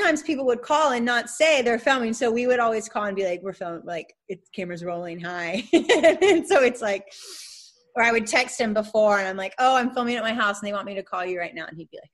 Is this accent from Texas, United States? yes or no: no; Atlanta, Georgia, United States; now in South Carolina, United States; we used to live down the street from each other in Atlanta when we were growing up in Buckhead